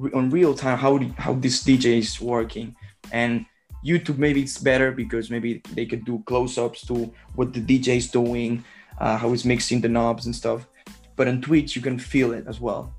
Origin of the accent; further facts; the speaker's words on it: Barcelona, Catalonia, Spain; I'm from Barcelona, Spain